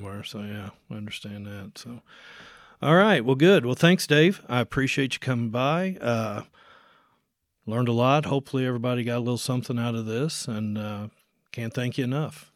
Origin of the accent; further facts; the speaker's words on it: Jefferson County, Indiana, United States; moved away as an adult; I grew up here in Jefferson County.